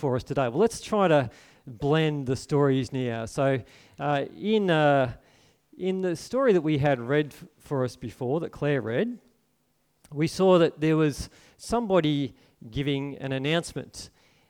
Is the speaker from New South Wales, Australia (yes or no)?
yes; Port Macquarie, New South Wales, Australia; I grew up in Port Macquarie here